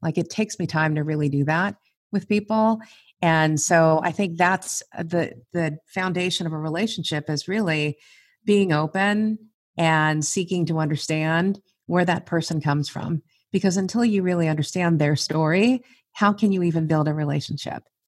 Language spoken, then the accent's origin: English; Los Angeles, California, United States; I am a first generation American, born and raised in Southern California. We were raised in East L A.